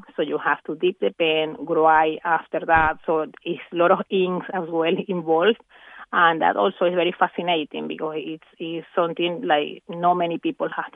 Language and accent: English; Venezuela; moved away; back in Venezuela, my home country